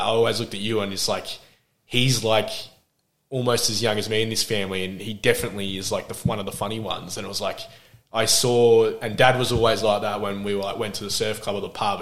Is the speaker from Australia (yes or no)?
yes; Adelaide, South Australia, Australia; also born or lived in Glenelg; now in Melbourne, Australia; I grew up in Port Adelaide, and oh well, we I was when I was born, we were in Glenelg